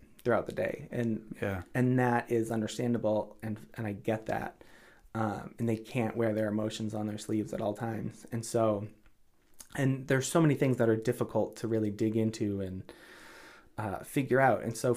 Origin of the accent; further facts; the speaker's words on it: Marshfield, Massachusetts, United States; moved away as an adult; also born or lived in Boston / Cape Cod; I grew up in Marshfield.